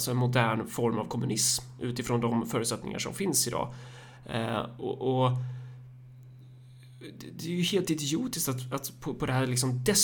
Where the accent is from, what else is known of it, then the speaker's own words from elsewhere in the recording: Sweden; Alltså hur det söndrar oss som, som liksom svenskar.